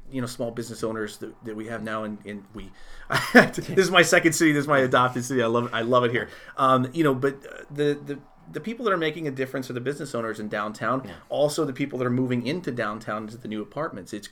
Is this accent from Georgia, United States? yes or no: no; Chicago, Illinois, United States; I'm a I was from Chicago. Mm. Chicago, I was born there.